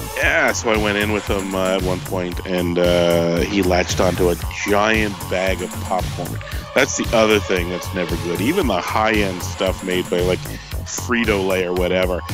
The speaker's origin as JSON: {"language": "English", "country": "Canada", "said": "I'm a Canadian"}